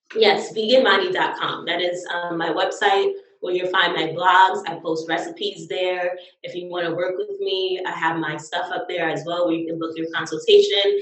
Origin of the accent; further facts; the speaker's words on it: the South, United States; I'm from the South